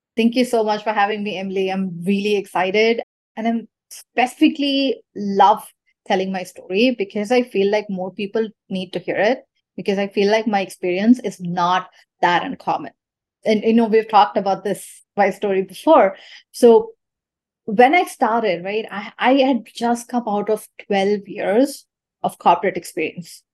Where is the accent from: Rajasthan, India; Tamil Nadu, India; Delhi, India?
Tamil Nadu, India; Chennai; moved away; I'm from Chennai, India